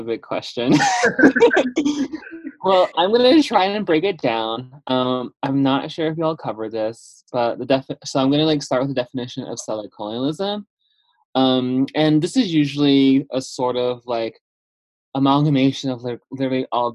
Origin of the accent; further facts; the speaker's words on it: Chinle, Arizona, United States; I was born and raised in the central part of the Navajo Nation in a small town called Chinle, Arizona